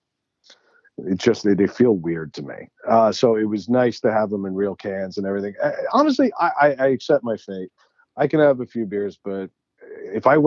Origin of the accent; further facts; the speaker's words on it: Long Island, New York, United States; moved away as an adult; also born or lived in Maryland; now in New England, United States; I grew up on Long Island.